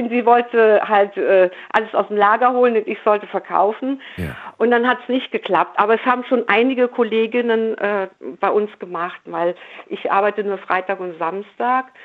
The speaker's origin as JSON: {"language": "German", "town": "Cologne", "region": "North Rhine-Westphalia", "country": "Germany", "said": "Aber ja, als Kölner aber selbst, ach"}